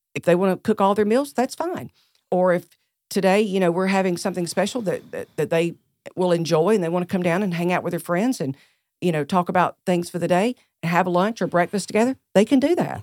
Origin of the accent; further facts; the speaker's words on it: Greer, South Carolina, United States; accent: Southern; also born or lived in Charleston, South Carolina; I was born and raised right here in Greer, South Carolina